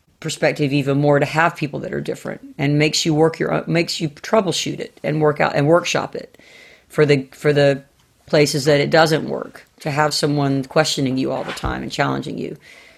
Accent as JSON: {"language": "English", "region": "Southern United States", "country": "United States", "said": "I mean, I am a Southerner like to the core."}